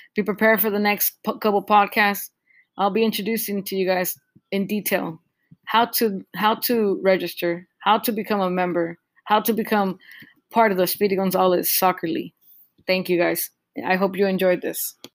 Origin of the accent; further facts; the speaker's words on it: Southern California, United States; we come from Southern California